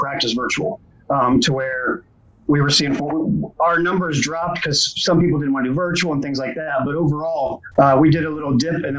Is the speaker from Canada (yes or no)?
no; Indianapolis, Indiana, United States; I grew up in Indianapolis